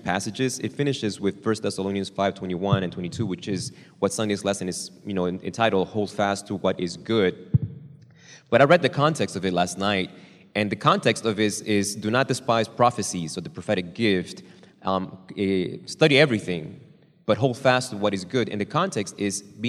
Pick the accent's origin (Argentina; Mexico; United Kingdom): Argentina; now in United States; I was born in Argentina. Now I'm a naturalized U.S. citizen